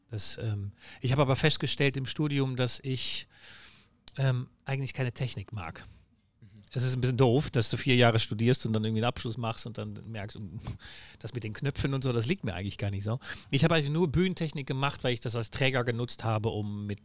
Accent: Netherlands; German is a second language; moved away as an adult; now in Hamburg, Germany; Ich bin Holländer, das hört man auch wahrscheinlich. Ähm, ich bemühe mich, Deutsch zu reden.

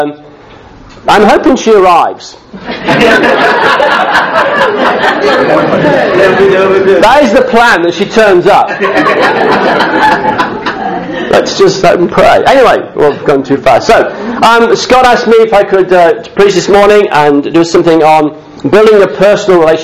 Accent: Chesterfield, East Midlands, United Kingdom; also born or lived in Sydney, Australia; now in Australia; I'm born and bred, I'm from Derbyshire. I was born in the town of the Crooked Spire.

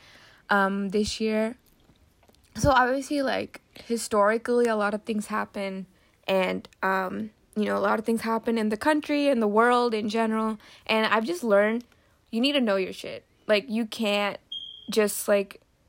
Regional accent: Philadelphia, Pennsylvania, United States; I was born in Philly

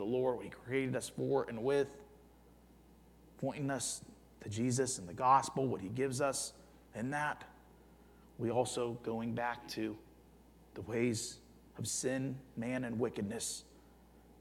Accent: Youngstown, Ohio, United States; moved away; I grew up in Youngstown, Ohio

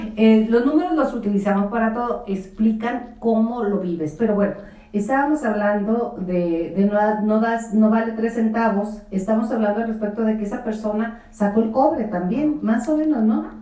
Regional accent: Julimes, Chihuahua, Mexico; yo soy de Julimes, que es un pueblo maravilloso

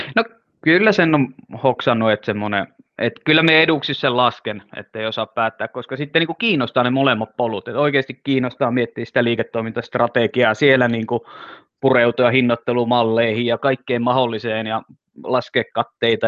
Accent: Finland; Mä oon suomenruotsalainen, joka ei puhu ruotsia

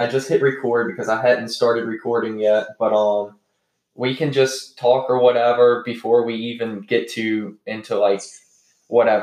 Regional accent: North Carolina, United States; I'm born and raised in North Carolina

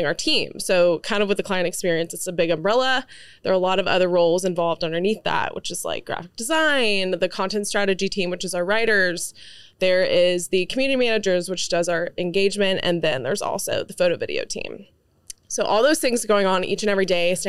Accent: Dallas, Texas, United States; also born or lived in Lubbock, Texas; I grew up in the Park Cities here in Dallas

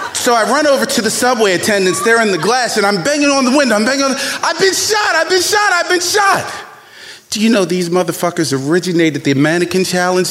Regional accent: Baltimore, Maryland, United States; young black man growing up in Baltimore

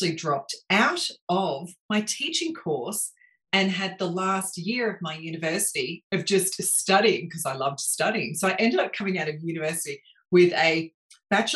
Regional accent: Melbourne, Victoria, Australia; I grew up in Melbourne. In fact, I grew up at the base of the Dandenong Ranges. So little kid from Montrose

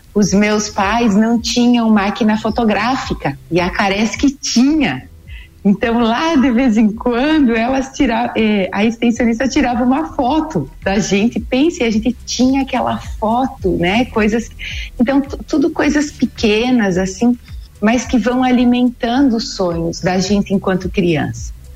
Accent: Treze Tílias, Santa Catarina, Brazil; eu sou natural de Treze Tilhas, ali do meio oeste

